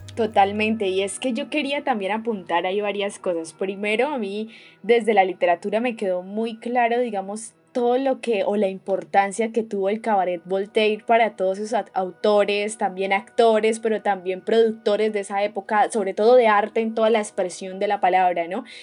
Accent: Santander, Colombia; nosotros los santanderianos

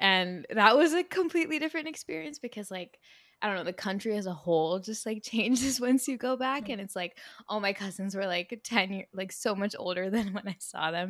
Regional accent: New Jersey, United States; moved away as an adult; now in New York, United States; I've lived in such a cold climate all my life. I was born and raised in Jersey and then moved to New York, so always cold climate.

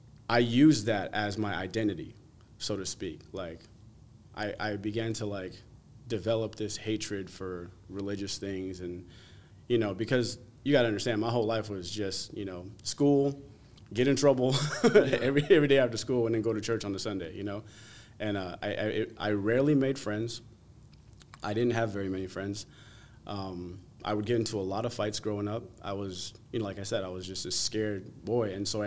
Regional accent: New Jersey, United States; also born or lived in Las Vegas; went to New Jersey, and spent most of what I call, so I say I'm from Jersey because I recollect most of my youth, most of my upbringing, most of my growing up and maturing

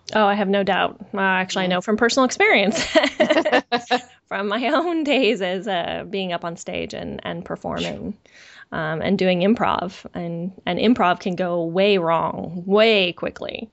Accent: San Francisco Bay Area, California, United States; most of my family was was local to where where I grew up in the San Francisco Bay Area

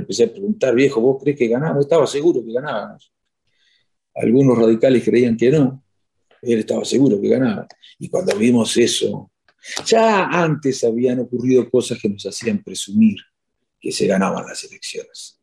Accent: Chascomús, Buenos Aires Province, Argentina; moved away as an adult; now in Spain; en mi pueblo hasta el 2011

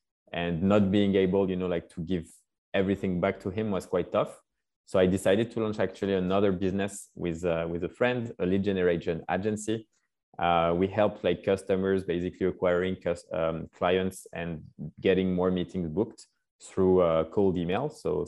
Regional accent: Paris, Île-de-France, France; also born or lived in Scotland; So I grew up in Paris, France.

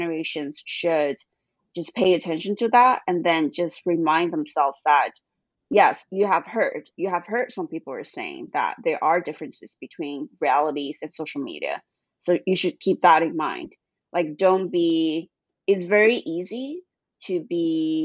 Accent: China; moved away as an adult; also born or lived in Boston, United States; when I grew up in China

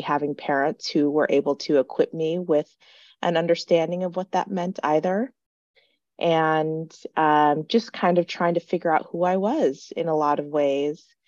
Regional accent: South Dakota, United States; born and raised in South Dakota

